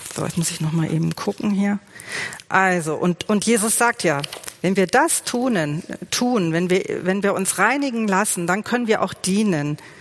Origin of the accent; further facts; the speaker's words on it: Germany; bei uns in Deutschland